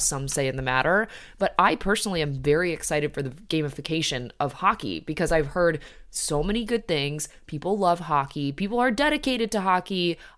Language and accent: English; Midwest, United States; Very sad as like a Midwesterner and all of my teams sort of went to shit